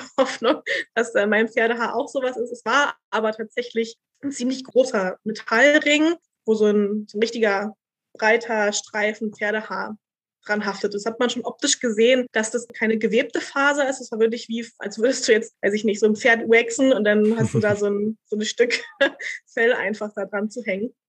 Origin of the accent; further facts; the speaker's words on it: Berlin, Germany; also born or lived in Vienna, Austria; ich bin halt Urberlinerin